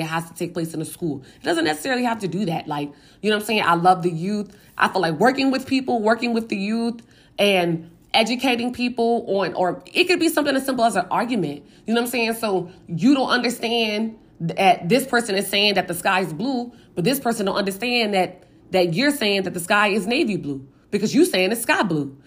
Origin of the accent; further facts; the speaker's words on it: Richmond, Virginia, United States; in my hometown, my home neighborhood